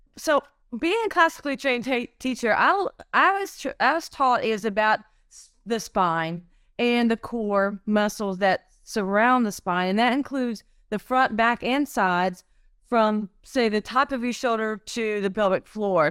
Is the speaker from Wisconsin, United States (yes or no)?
no; Cartersville, North Carolina, United States; also born or lived in Arizona; I'm a local here. I grew up here in Cartersville and I went to East Forsyth High School